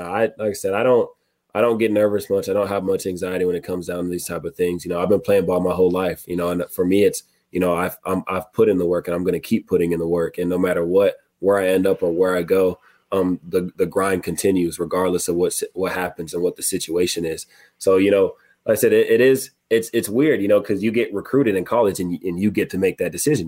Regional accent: Murrieta, California, United States; moved away; My mom is coming from California. She lives in my hometown, Marietta

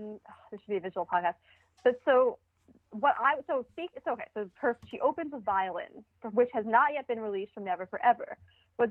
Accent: New York, United States; I'm Jewish from New York

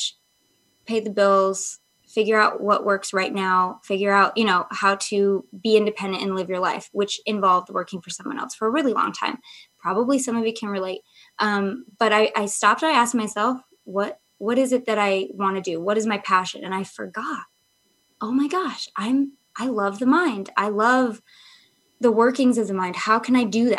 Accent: Michigan, United States; I grew up in Michigan, so it's like super like, I lived in a very historic town

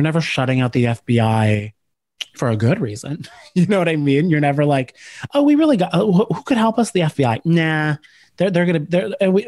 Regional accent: Cranford, New Jersey, United States

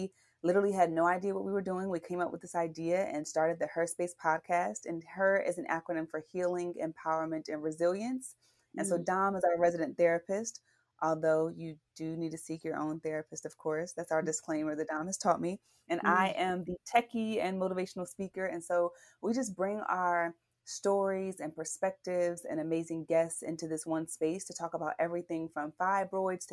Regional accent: Philadelphia, Pennsylvania, United States; now in Oakland, United States; I'm from Philly originally

